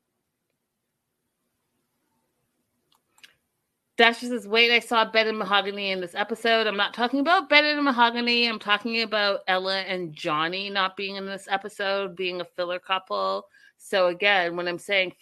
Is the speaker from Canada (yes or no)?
yes; Canada; I am African. I'm from Canada. First generation African through and through